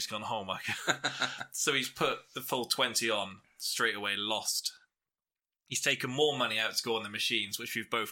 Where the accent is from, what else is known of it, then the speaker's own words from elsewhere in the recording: England, United Kingdom; we're all English